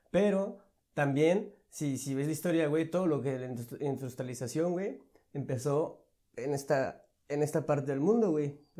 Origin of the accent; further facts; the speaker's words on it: Mexico; que nosotros fuimos conquistados por españoles. Y solo imagínate eso, o sea, nosotros literal, español no es nuestra lengua nativa, literal.